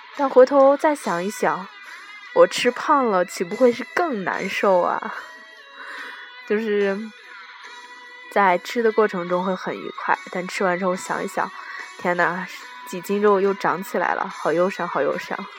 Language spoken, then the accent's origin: Chinese; Inner Mongolia, China; 我是内蒙古人